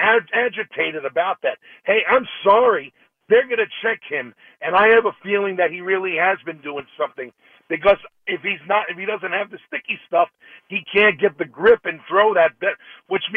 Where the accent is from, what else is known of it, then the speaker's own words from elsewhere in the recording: New York City, New York, United States; moved away as an adult; now in Winter Haven, United States; I'm originally from the Bronx